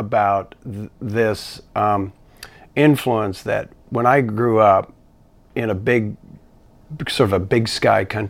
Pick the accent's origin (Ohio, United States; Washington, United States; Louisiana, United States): Washington, United States; east side of; moved away; also born or lived in California; they moved to the Pacific Northwest, specifically on the east side of Washington, which is sort of right on the border with Idaho